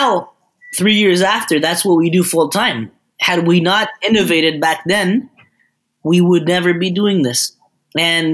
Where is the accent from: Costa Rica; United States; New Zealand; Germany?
Costa Rica; moved away; I am from Costa Rica